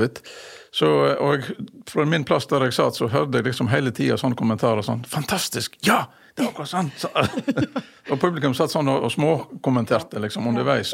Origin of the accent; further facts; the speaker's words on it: Masfjorden, Vestland, Norway; i min oppvekst hjemme i Masfjorden